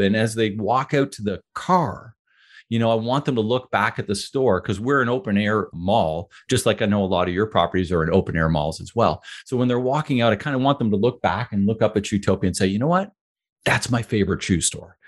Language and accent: English; Ottawa, Ontario, Canada; I grew up in Ottawa